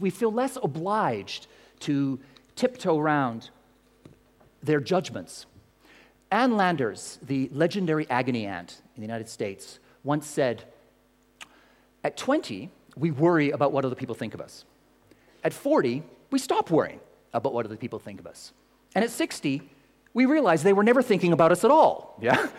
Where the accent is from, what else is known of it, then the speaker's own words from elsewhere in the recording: Canada; now in London, United Kingdom; I'm Canadian